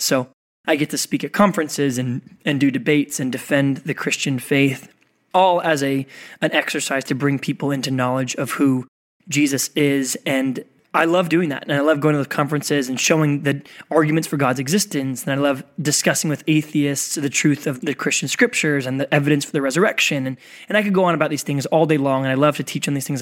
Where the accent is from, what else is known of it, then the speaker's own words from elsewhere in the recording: Oklahoma, United States; moved away; also born or lived in San Diego; I grew up in the Midwest, I grew up in Oklahoma